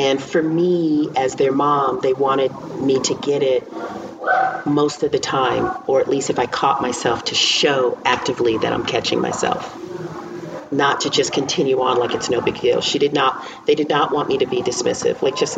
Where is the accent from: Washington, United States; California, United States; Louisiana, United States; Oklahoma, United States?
Louisiana, United States; New Orleans; moved away; I am born and raised in New Orleans and other places, but my roots are definitely, they go deep in New Orleans